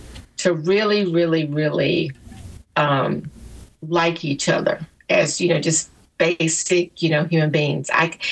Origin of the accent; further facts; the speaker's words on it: Alabama, United States; We grew up in Alabama. We just happened to grow up. Our mothers graduated from high school together.